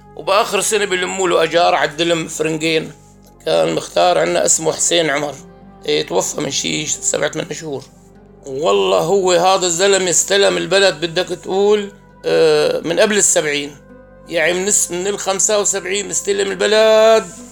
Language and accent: Arabic; Al-Jarba, Rif Dimashq, Syria; born or raised there